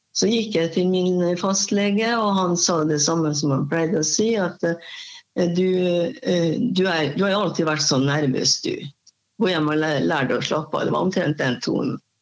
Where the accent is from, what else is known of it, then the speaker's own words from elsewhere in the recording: Molde, Møre og Romsdal, Norway; moved away as an adult; now in Halden, Norway; Jeg kommer fra Molde